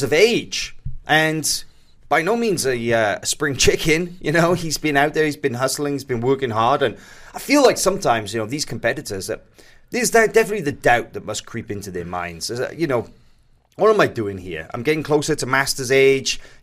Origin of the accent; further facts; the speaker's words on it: Wales, United Kingdom; as a Welshman